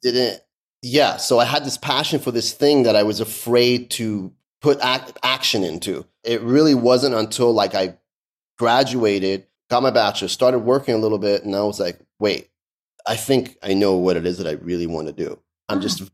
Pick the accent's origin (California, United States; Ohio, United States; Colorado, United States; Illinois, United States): California, United States; Los Angeles; English is a second language; also born or lived in Tehran, Iran / London, England; I grew up in Canoga Park, which is an area that's like in the San Fernando Valley